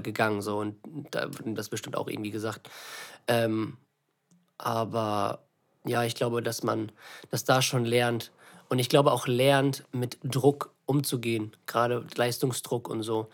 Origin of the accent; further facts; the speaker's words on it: Lübeck, Schleswig-Holstein, Germany; also born or lived in Eutin; ich bin hier in der Nähe aufgewachsen, diese Stadt, ne, in Lübeck hat mich geprägt